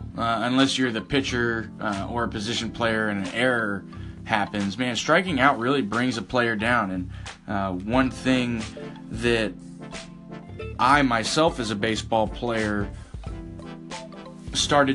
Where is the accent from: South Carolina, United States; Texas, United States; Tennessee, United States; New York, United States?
Texas, United States; being a Texan, I'm proud of my state